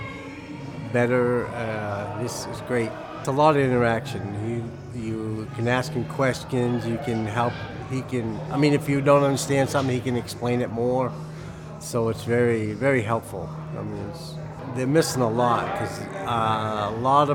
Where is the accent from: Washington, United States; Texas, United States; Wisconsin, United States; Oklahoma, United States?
Oklahoma, United States; Tulsa; I'm from Tulsa, Oklahoma.